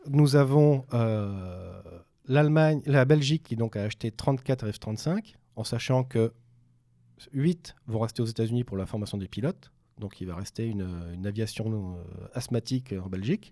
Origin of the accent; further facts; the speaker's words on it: France; chez nous en France